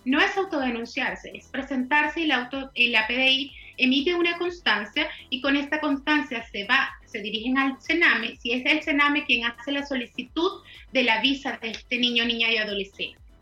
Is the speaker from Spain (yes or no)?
no; Venezuela; now in Chile; como venezolana, como abogada venezolana